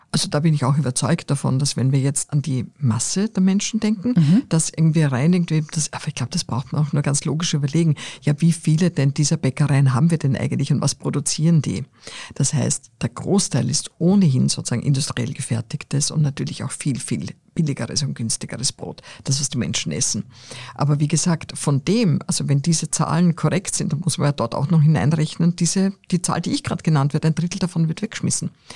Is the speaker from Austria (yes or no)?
yes; Austria; ich bin am Land aufgewachsen